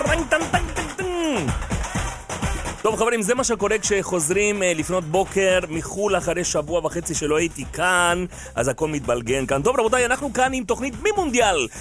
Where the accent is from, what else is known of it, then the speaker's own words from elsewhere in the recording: Uruguay; now in Israel; אני מאורוגוואי